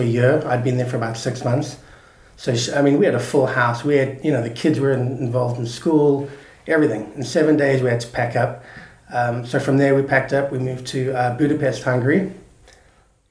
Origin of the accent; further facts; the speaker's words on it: South Africa; moved away as an adult; now in Santa Barbara, United States; I'm always South African at heart. I love coming back